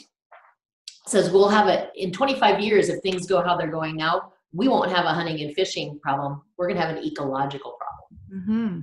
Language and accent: English; Southern California, United States; I grew up in Southern California